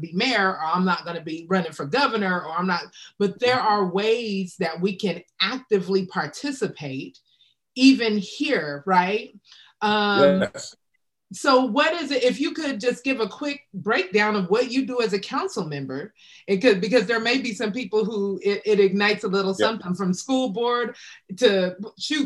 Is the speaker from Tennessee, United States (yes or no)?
no; Wichita, Kansas, United States; moved away; I'm from Wichita, Kansas originally.